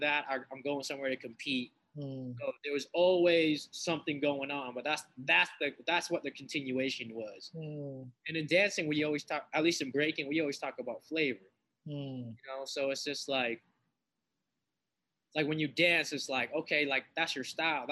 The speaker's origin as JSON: {"language": "English", "town": "Lynn", "region": "Massachusetts", "country": "United States", "tie": "born or raised there", "said": "my own grassroots project I dedicated to my hometown is called Entering Shaolin. I'm from Massachusetts"}